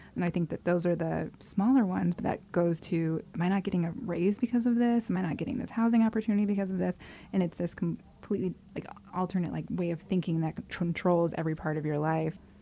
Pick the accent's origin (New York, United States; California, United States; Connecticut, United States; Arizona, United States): Arizona, United States; I grew up in Arizona, which is a very white place